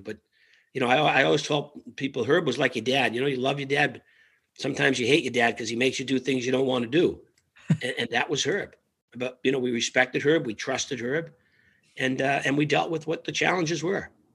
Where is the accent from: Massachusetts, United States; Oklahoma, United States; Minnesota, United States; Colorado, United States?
Massachusetts, United States; Winthrop; a little place called Winthrop, Mass, right off Logan Airport. It's a small little peninsula town, about 18, 19,000 people. Um, grew up in a three family house with all my cousins and aunts and uncles